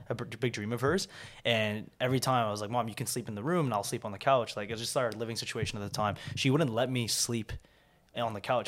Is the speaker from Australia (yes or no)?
no; Vancouver, British Columbia, Canada; also born or lived in South Korea; I grew up in Korea, South Korea. Um, I was born and raised there until I was seven.